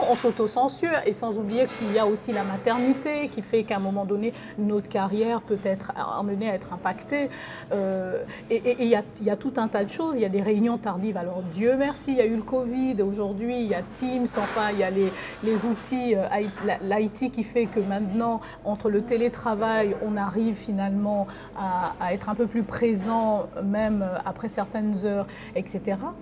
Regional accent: Libreville, Estuaire, Gabon; now in France; Moi je suis née à Libreville

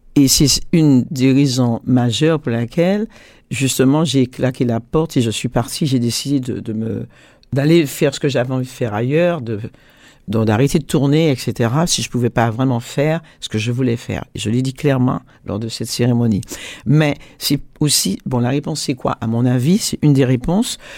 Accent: Martinique, France; je suis martiniquaise, antillaise, donc française

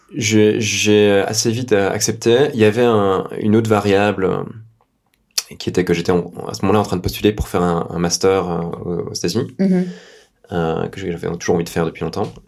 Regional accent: Belgium; j'ai 37 ans, je suis belge.

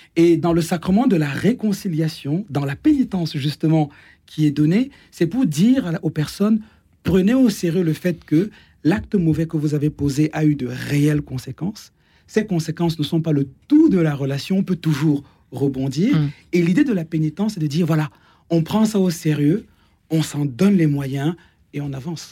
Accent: Cameroon; now in France; dans ma culture, par exemple, je suis né au Cameroun

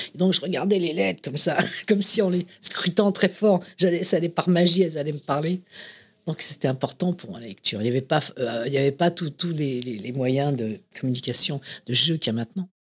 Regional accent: Paris, Île-de-France, France; also born or lived in Saint-Ouen; Je suis né Clinique Marie-Louise, qui était euh, dans le 9e, à côté de là où est né Johnny Hallyday, un peu plus tôt, que moi, euh, Et, j'ai grandi entre, dans le 9e, c'était dans le 9e, puis après dans, à Saint-Ouen, puis après dans le 10e

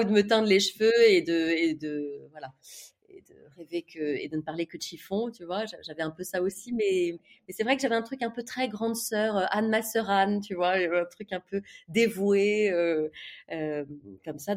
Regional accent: Ville-d'Avray, Île-de-France, France; also born or lived in Toulon; j'ai grandi dans le 92, dans les Hauts-de-Seine, en banlieue

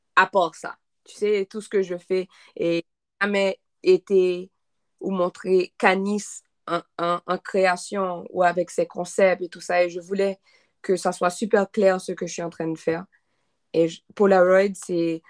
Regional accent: Haiti; French is a second language; moved away; je viens d'Haïti

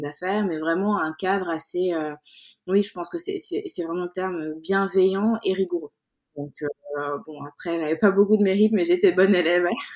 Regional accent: Dakar, Senegal; moved away as an adult; now in France; je suis née à Dakar au Sénégal. J'ai grandi là-bas jusqu'à mes 17-18 euh, ans avant d'arriver euh, d'arriver en France

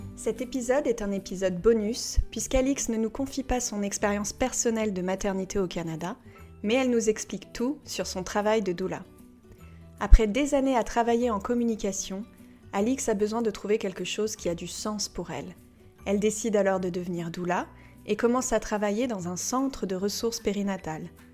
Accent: France; en tant que Français

